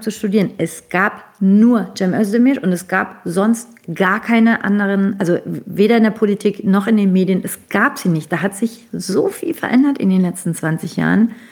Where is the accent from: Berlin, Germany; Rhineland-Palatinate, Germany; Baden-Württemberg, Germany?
Baden-Württemberg, Germany; Stuttgart; born there; aber ich bin in Stuttgart geboren wo ungefähr die Hälfte aller Ausländer geboren sind in diesem Land, glaube ich.